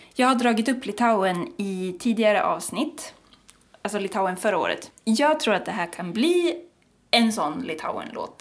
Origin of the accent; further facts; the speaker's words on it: Sweden; vi som deppiga svenskar